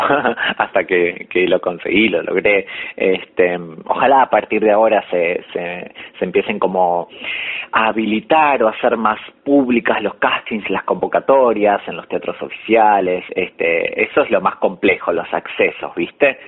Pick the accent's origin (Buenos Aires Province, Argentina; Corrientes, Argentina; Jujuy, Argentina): Buenos Aires Province, Argentina; Pergamino; now in Buenos Aires, Argentina; yo soy de Pergamino